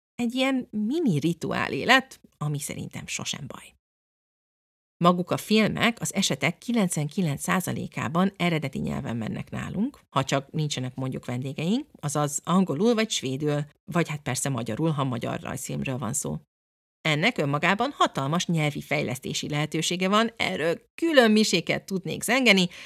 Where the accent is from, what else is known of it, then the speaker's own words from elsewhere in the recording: England, United Kingdom; moved away; én, mint egy kilencvenes évek első felében cseperedő kislány Angliában, konkrétan ezeken nőttem fel